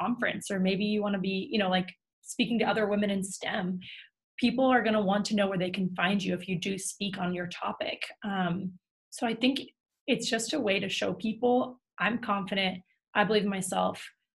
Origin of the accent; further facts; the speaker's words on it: New York, United States; I grew up in New York